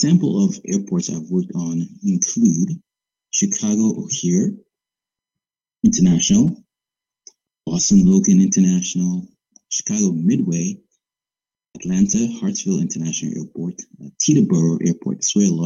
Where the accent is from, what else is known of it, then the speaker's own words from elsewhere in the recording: Dominica; moved away; born and raised in the Commonwealth of Dominica